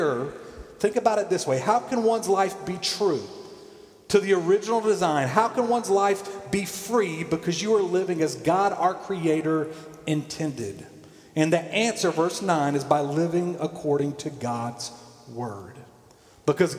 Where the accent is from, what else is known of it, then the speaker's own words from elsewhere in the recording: Columbus, Georgia, United States; I watched my mom read growing up in Columbus, Georgia, Reader's Digest.